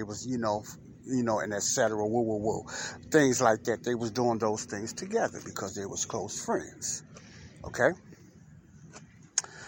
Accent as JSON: {"language": "English", "town": "Chicago", "region": "Illinois", "country": "United States", "tie": "born or raised there", "said": "Chicagoans who grew up in those areas like myself"}